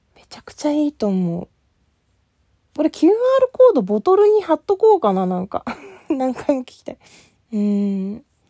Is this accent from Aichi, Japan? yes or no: no; Asahikawa, Hokkaido, Japan; 私、あの、北海道出身で、旭川出身